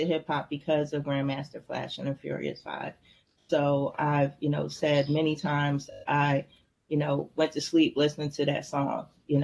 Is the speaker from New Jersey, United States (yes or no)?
yes; Trenton, New Jersey, United States; growing up in Trenton, where we grew up at wasn't necessarily the projects or a bad area